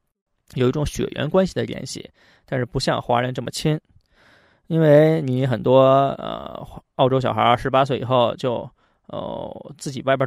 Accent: Beijing, China; accent: Beijing dialect; moved away as an adult; now in Australia; 在北京呢，尤其是我们这种在胡同长大的，

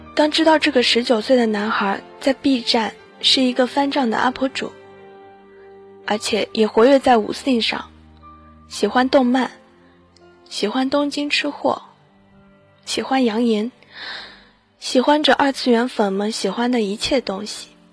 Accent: China; 我们中国人

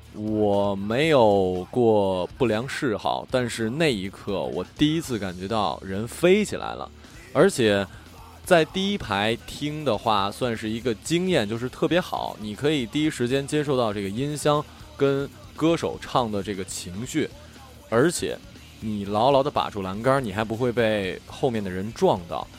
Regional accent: Northeast China, China; 作为一个东北人，我很值得骄傲啊

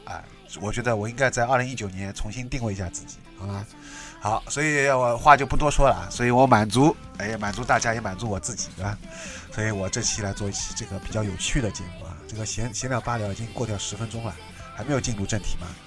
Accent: Shanghai, China; 因为我是上海人，所以说诗， 诗不分的

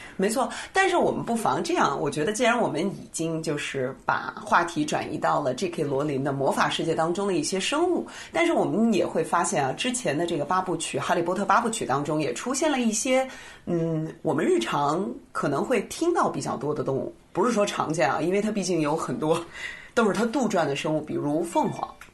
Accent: China; 我们中国人

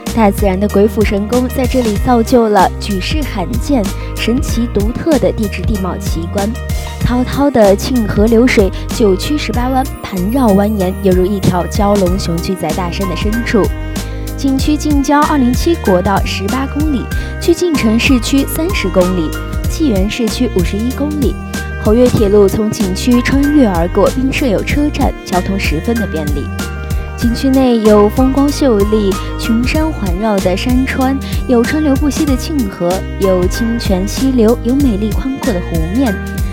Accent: Jincheng, Shanxi, China; 我的故乡山西靖城

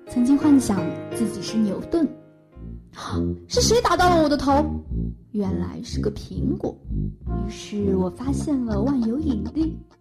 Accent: Saudi Arabia; Chinese is a second language; moved away as an adult; also born or lived in Somalia; now in China; 我是在沙特阿拉伯出生长大

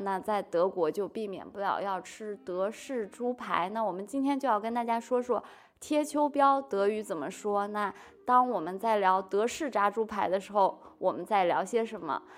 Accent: China; 我们中国人就什么都吃啊

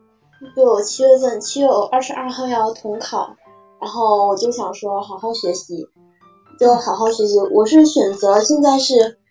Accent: Guangdong, China; 我广东的

